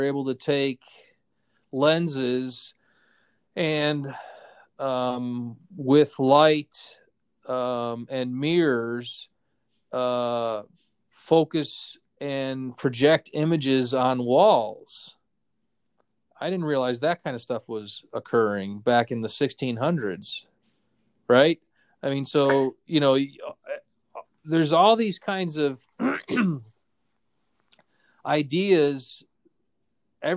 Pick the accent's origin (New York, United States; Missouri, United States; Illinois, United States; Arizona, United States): Illinois, United States; Cicero; moved away; also born or lived in Tallahassee, Florida; I grew up in Cicero, Illinois, which was a shithole